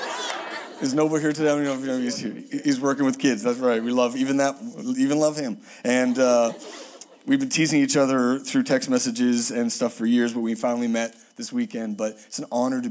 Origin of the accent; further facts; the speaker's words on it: Halifax, Nova Scotia, Canada; moved away; I'm from Halifax, Nova Scotia, which is east of Tennessee, very east